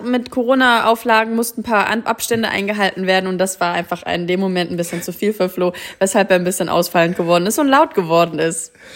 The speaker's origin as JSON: {"language": "German", "country": "Germany", "said": "wir als Deutsche"}